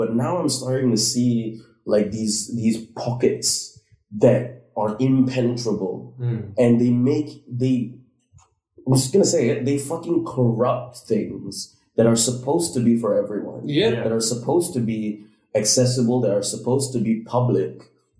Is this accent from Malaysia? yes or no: yes; Malaysia; also born or lived in United Kingdom; as a Malaysian in the UK when I was studying there